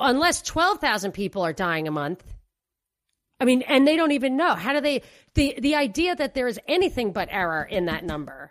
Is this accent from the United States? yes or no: yes; New York, United States; moved away; I'm a New Yorker